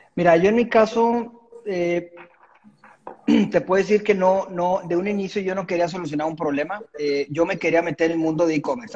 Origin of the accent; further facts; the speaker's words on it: Monterrey, Nuevo León, Mexico; de Monterrey. Aquí nací, aquí sigo.